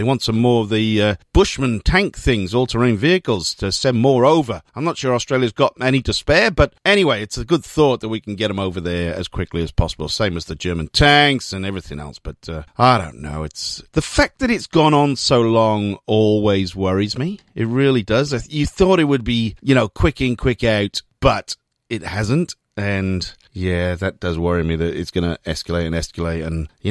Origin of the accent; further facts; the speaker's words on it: Wales, United Kingdom; I am from Wales and very proud of it.